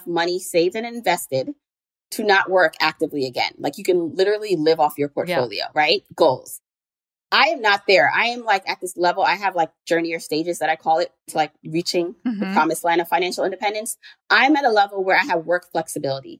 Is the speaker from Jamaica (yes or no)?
yes; Jamaica; now in New York, United States; I'm an immigrant. I was born in Jamaica, the island, not the borough.